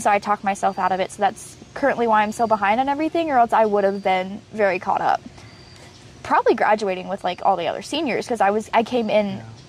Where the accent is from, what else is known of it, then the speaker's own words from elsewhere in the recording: Arizona, United States; born there; I was born in Arizona.